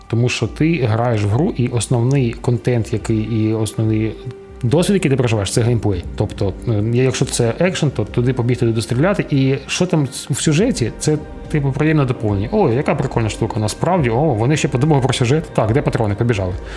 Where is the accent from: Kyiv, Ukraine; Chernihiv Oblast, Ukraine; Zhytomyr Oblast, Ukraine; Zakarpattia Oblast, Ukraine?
Chernihiv Oblast, Ukraine; Chernihiv; мого рідного міста Чернігів